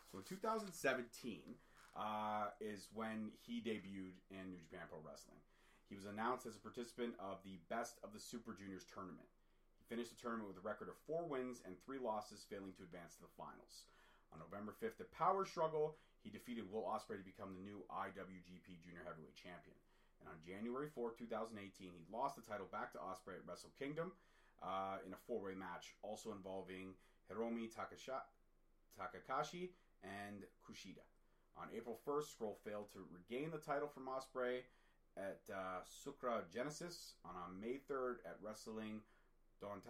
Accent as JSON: {"language": "English", "town": "Toronto", "region": "Ontario", "country": "Canada", "tie": "born or raised there", "said": "I was born in Toronto, Ontario, Canada, but my dad is Scottish."}